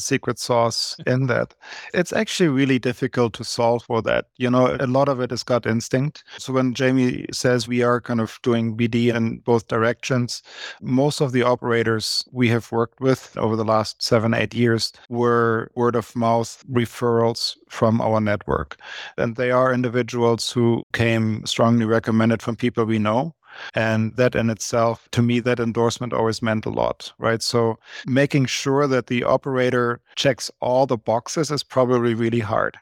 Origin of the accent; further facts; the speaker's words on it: Germany; moved away as an adult; now in Canada; born and raised in Germany, and I came to Canada about twenty-five, twenty-six years ago in my very early thirties